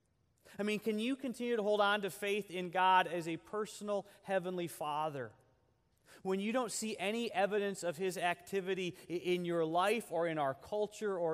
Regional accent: United States; us as American Christians

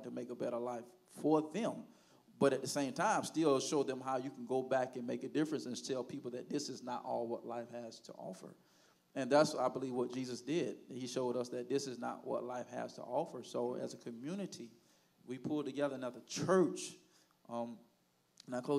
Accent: Haines City, Florida, United States; I grew up in Haines City all my life

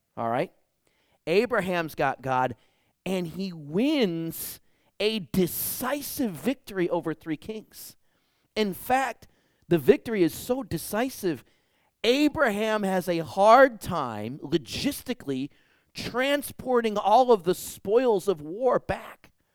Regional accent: Detroit, Michigan, United States; now in Bakersfield, United States; I grew up in Detroit, Michigan.

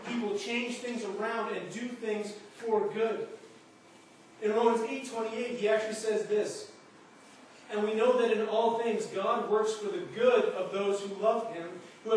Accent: Alberta, Canada; moved away; I grew up in Alberta where it's dry as a bone

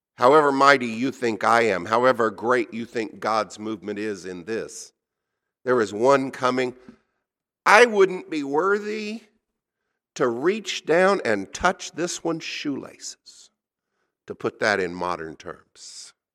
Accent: United States; I'm an American.

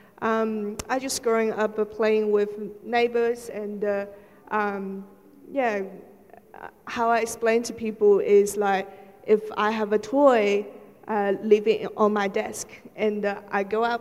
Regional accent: Shanghai, China; moved away; I was born in Shanghai, which is quite a major city in China.

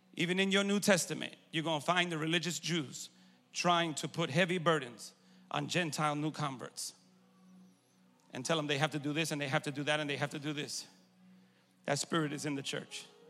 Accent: New York, United States; moved away; I'm originally from New York

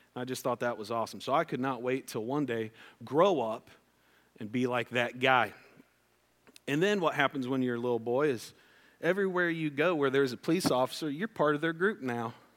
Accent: West Liberty, Ohio, United States; I grew up in West Liberty, Ohio

